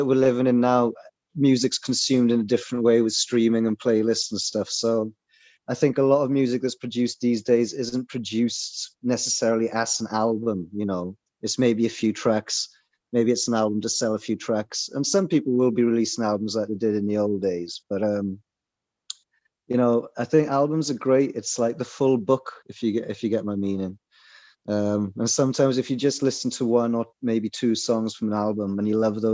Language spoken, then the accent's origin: English; South Wales, United Kingdom; now in Norway; I'm also from South Wales